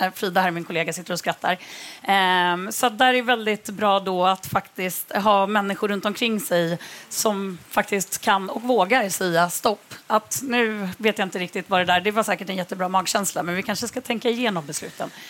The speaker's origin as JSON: {"language": "Swedish", "town": "Örebro", "region": "Örebro County", "country": "Sweden", "moved": "yes", "said": "Jag kommer från Örebro"}